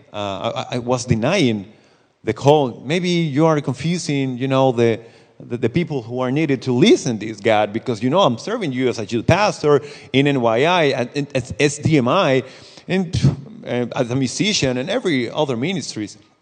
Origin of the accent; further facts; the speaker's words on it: Costa Rica; English is a second language; I'm from Costa Rica